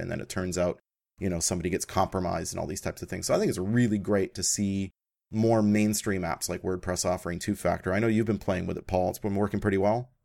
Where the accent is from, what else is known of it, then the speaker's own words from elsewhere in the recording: Canada; as a Canadian